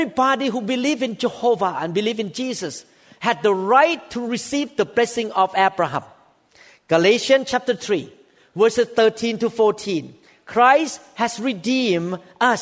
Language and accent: English; Thailand; I am one of the Gentiles. I was born in Thailand